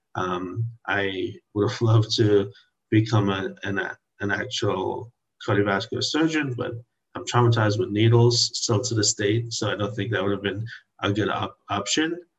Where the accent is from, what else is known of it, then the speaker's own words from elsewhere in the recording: Trinidad & Tobago; now in Washington, D.C., United States; I was born in Trinidad in the Caribbean